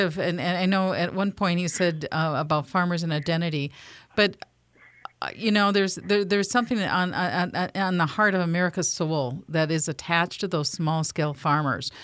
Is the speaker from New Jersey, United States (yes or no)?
no; Minnesota, United States; I'm from Dakota County, which had literally some of the best farmland in the world, and I witnessed